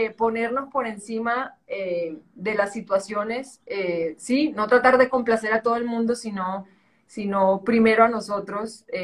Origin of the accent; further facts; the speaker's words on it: Caribbean coast, Colombia; accent: costeño; also born or lived in Spain; Súper costeño, tú no, tú no lo debes notar, pero mi acento es el equivalente, no sé, a mí, a mí yo viví muchos años en España y me decían que si era de Islas Canarias